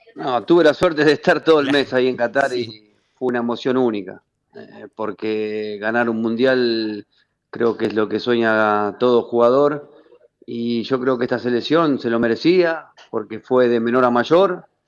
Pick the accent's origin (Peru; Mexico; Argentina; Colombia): Argentina; Avellaneda, Buenos Aires Province; moved away as an adult; also born or lived in Italy; crecí eh, en el doque con, la cumbia vieja